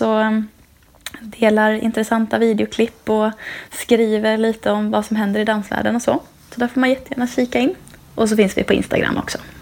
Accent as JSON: {"language": "Swedish", "town": "Trollhättan", "region": "Västra Götaland", "country": "Sweden", "tie": "born or raised there", "also_born_or_lived": "Dalarna", "moved": "as an adult", "lives_now": "Kalmar, Sweden", "said": "Jag är född i Dalarna, uppvuxen i Trollhättan"}